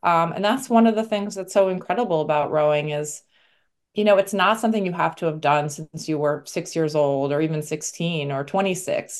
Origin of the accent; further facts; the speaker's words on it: New York City, New York, United States; I'm originally from New York, so came back to New York City